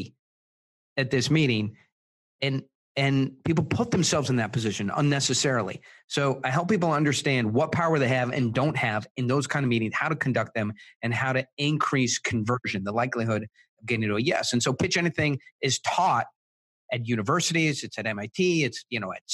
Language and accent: English; Israel; my parents are South African. I was born in Israel